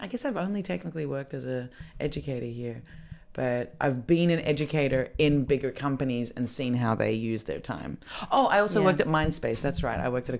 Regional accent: Australia; now in Berlin, Germany; as an Australian

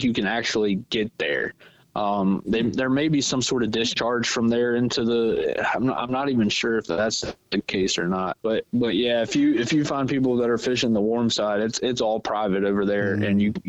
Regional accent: Virginia, United States; I wasn't born here, but yeah, I've been here since I was like 6 years old. So yeah, I say I'm from Virginia.

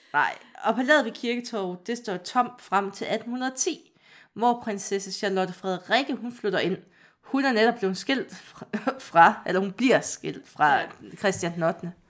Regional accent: Vejle, Southern Denmark, Denmark; Jeg er født i Vejle

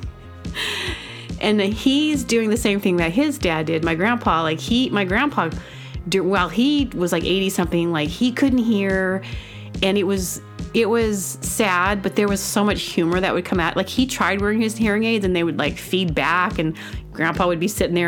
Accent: Booneville, Arkansas, United States; accent: Southern; I was born in Arkansas, a little teeny town called Boonville

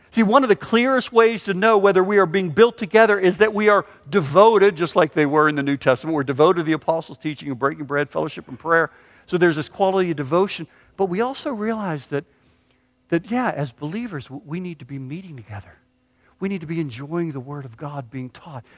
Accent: Pittsburgh, Pennsylvania, United States; moved away; I grew up in Pittsburgh

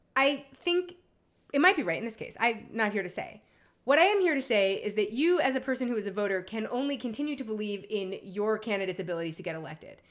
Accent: New York City, New York, United States; now in Los Angeles, United States; I am literally from Lower Manhattan.

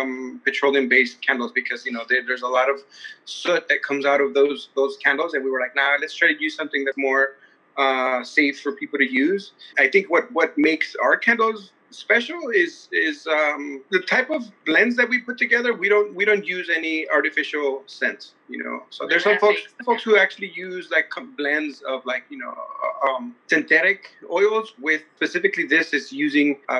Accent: Bell, California, United States; also born or lived in Huntington Park; I grew up in Bell and Huntington Park.

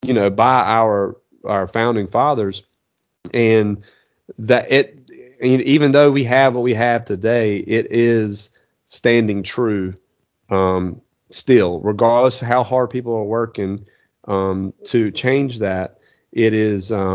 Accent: United States; Being an American

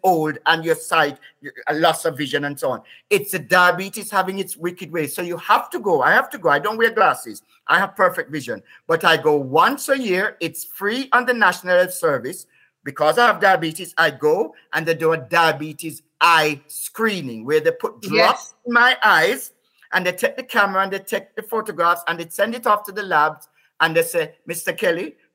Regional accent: Whitehall, Saint Thomas, Jamaica; also born or lived in England; now in United Kingdom; I grew up in Jamaica

